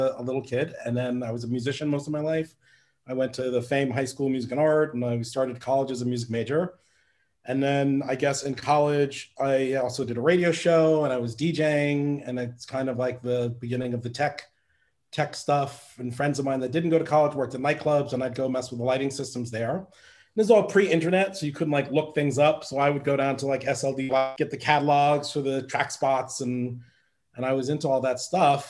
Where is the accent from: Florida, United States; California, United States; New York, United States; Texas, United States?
New York, United States; New York City; I grew up on the Upper West Side of Manhattan